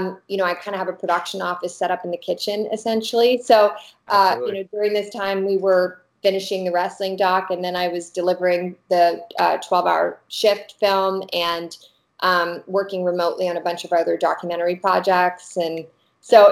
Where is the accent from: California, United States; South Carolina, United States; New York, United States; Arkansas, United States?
Arkansas, United States; now in Los Angeles, United States; I'm from Arkansas originally, my family, and I love Arkansas as a state to shoot